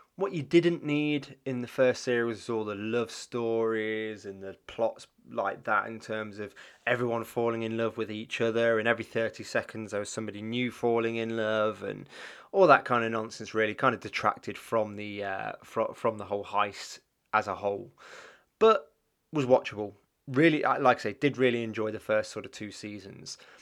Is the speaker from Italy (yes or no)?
no; England, United Kingdom; growing up in England, um, sort of the nineties